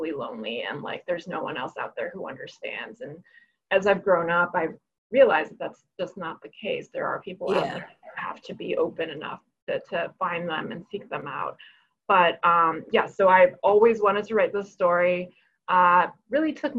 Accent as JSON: {"language": "English", "town": "New York City", "region": "New York", "country": "United States", "tie": "born or raised there", "also_born_or_lived": "Hebei, China", "second_language": "English", "said": "I grew up undocumented in New York City. My parents and I moved here at age seven, when I was age seven, not my parents"}